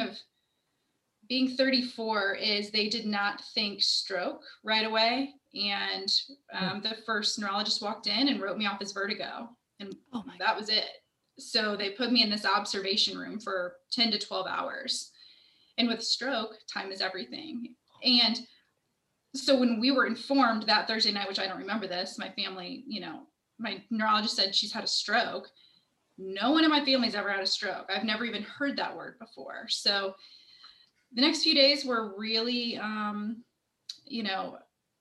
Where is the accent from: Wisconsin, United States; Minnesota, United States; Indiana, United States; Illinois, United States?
Indiana, United States; Indianapolis; I am born and raised in Indianapolis